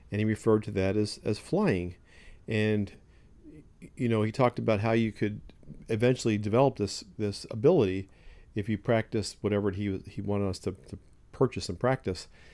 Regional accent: Ocean City, New Jersey, United States; I grew up in Ocean City, New Jersey.

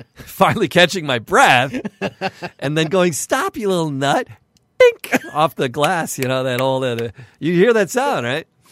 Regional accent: Midwest, United States; We're from the Midwest

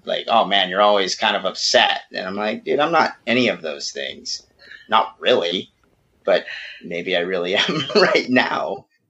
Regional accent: California, United States; moved away as an adult; now in Mexico; we're we're born and bred California, all of us.

